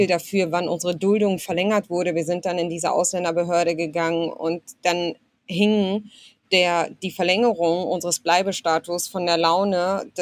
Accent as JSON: {"language": "German", "country": "Germany", "tie": "born there", "said": "Also ich wurde zumindest in Deutschland geboren und hatte dann auch ähm, das Recht, hier mich weiterzubilden und zu studieren."}